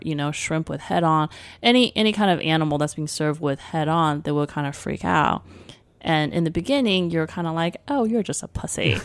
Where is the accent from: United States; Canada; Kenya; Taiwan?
Taiwan; Taipei; moved away; When I grew up in Taipei in the early eighties, there was not, um, clean supermarkets.